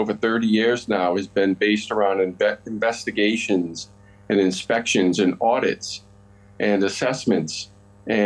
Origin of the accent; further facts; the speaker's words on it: Providence, Rhode Island, United States; moved away as an adult; now in Winchester, United States; I grew up in Providence